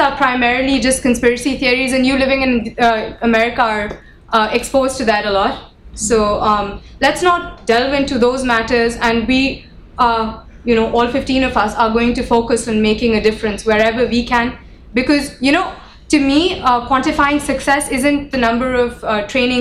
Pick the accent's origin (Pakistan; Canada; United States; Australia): Pakistan; we come from Pakistan